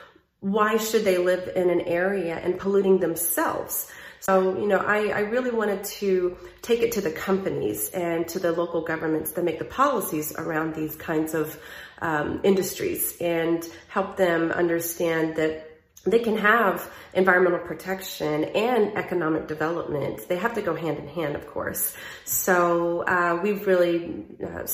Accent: Southeast Texas, United States; I am from the Southeast portion of the state of Texas, which is along the Louisiana border and the Gulf Coast

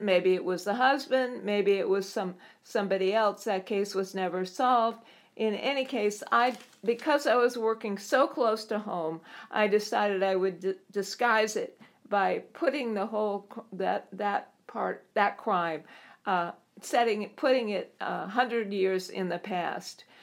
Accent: Southern California, United States; I started writing as a young child growing up in Southern California

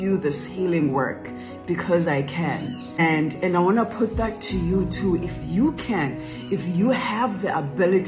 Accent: South Africa; I grew up in South Africa, in the villages of South Africa.

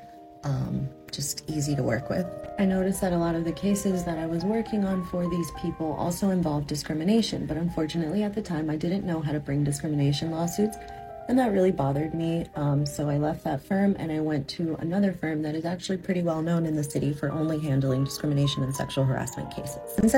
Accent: Naples, Florida, United States; also born or lived in San Diego, California / Dominican Republic (ancestry); now in New York City, United States; I spent the majority of my upbringing in Naples, Florida

